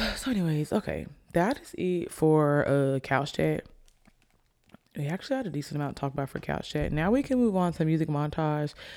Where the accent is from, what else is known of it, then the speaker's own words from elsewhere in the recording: Alabama, United States; I'm from Alabama